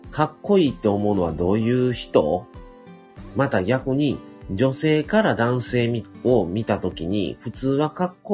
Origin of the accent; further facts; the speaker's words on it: Shiga, Japan; born there; …はですね、生まれではない、生まれは隣の滋賀県生まれなんですけども